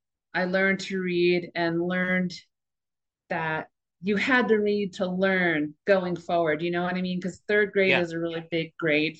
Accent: New York, United States; because I grew up on Long Island and went to Fire Island a lot with my brothers

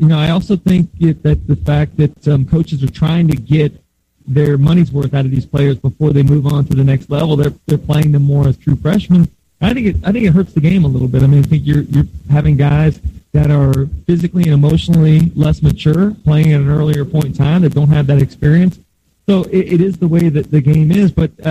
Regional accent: Gainesville, Florida, United States; I grew up in Gainesville, a lifelong Gator fan

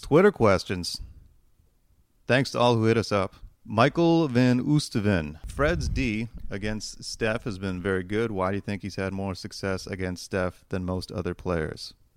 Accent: Toronto, Ontario, Canada; we're from Toronto

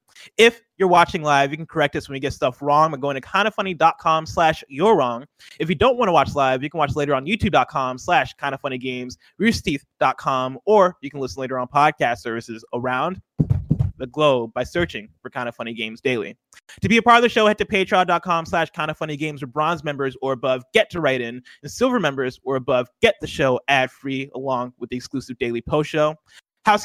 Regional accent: central Illinois, United States; moved away; I did come up in Illinois, and I grew up in Illinois, which has, I feel like, the extremes of all the seasons. Like summer is really hot in central Illinois, and then winter is just freezing cold

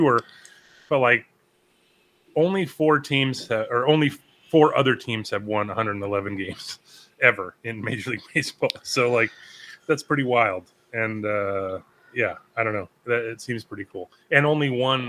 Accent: Palm Springs, California, United States; my hometown with Highway 111 running through Palm Springs

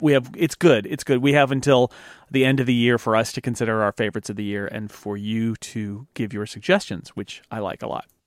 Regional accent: United States; as an American

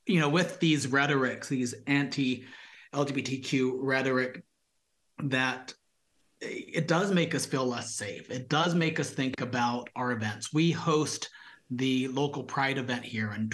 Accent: Visalia, California, United States; also born or lived in San Francisco; I grew up here in Visalia in the 90s

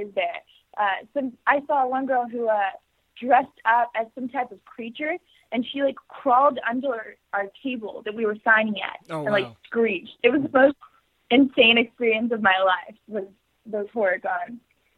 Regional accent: Texas, United States; I'm from Texas. So I actually grew up right next to, like, an equestrian center

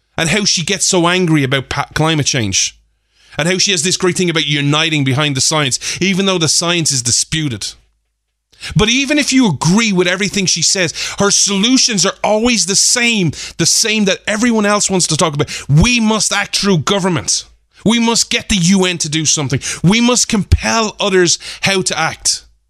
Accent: Ireland; me as an Irishman

